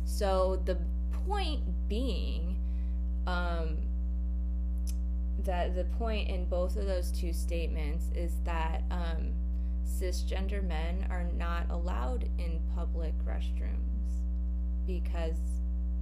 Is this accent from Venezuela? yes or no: no; Wales, United Kingdom; I've done that here in the UK. I'm from Wales and I chose my own.